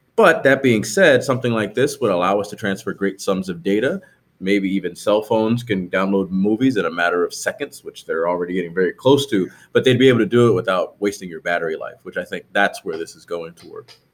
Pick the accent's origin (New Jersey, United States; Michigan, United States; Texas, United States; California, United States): New Jersey, United States; I grew up in New Jersey